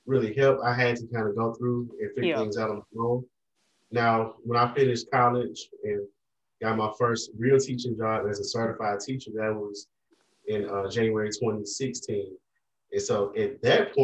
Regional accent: Vicksburg, Mississippi, United States; an elementary school in Vicksburg, my hometown.

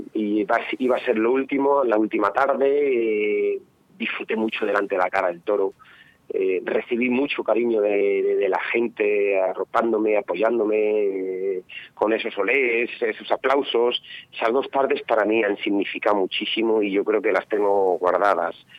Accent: Ledesma, Castile and León, Spain; en Ledesma, en mi pueblo, con mi gente

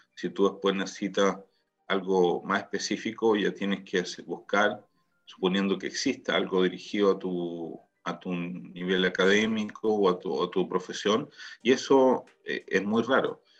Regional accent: Chile; now in Israel

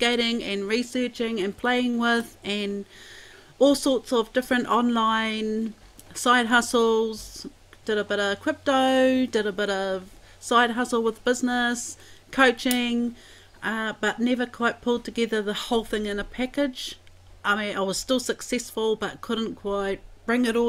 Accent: Wairoa, Hawke's Bay, New Zealand; I'm from Wairoa, born and bred, and rangiahua is my marae

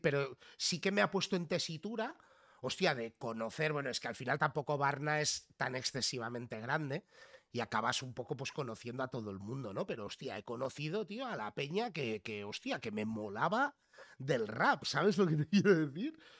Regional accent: Figueres, Catalonia, Spain; yo desde muy pequeñito, pues eh, nos fuimos a vivir a Figueras, al lado de la frontera.

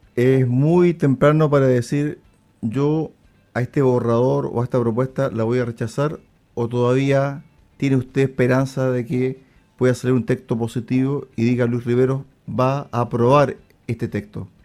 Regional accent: Chile; nosotros como sociedad chilena

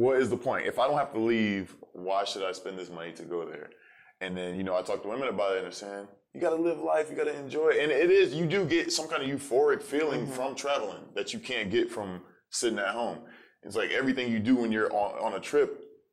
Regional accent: Tampa, Florida, United States; also born or lived in Silver Spring, Maryland / St. Petersburg, Florida / Orlando, Florida; I was born in Silver Springs, Maryland, but you know that was short-lived. I was probably there for like a month, and then I moved to St. Pete, Florida. And then I grew up in Tampa

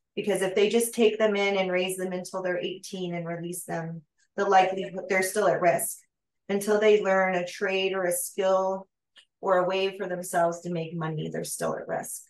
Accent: United States

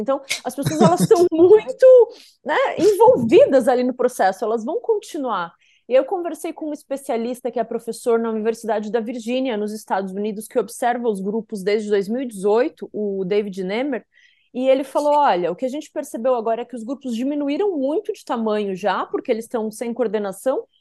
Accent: South Region, Brazil; como a gente diz lá no sul, eu sou sulista

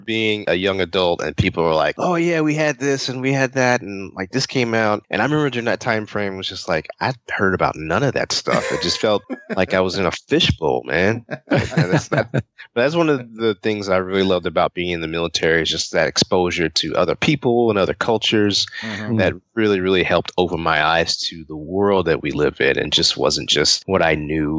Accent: Kentucky, United States; especially where I grew up in Kentucky, because we didn't really hear anything or get anything until like weeks after it was released.

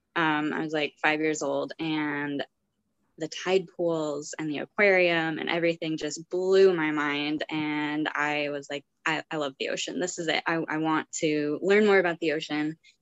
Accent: Montana, United States; I grew up in Montana, very landlocked state

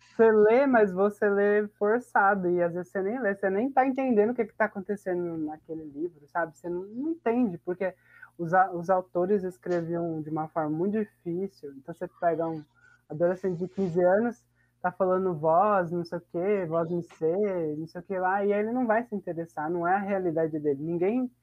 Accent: Botujuru, São Paulo, Brazil; eu sou daqui de Botujuru

